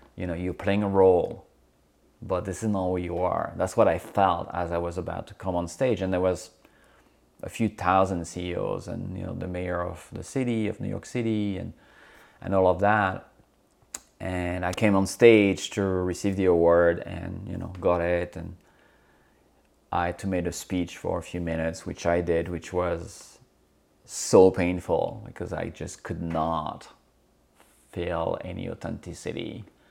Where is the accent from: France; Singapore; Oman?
France; moved away as an adult; also born or lived in Corsica / United Kingdom; now in United States; I grew up on mainland, uh, in France